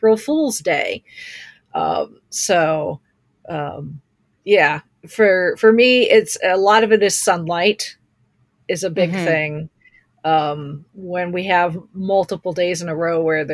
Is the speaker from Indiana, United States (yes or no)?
yes; Indiana, United States; being born and raised in the Midwest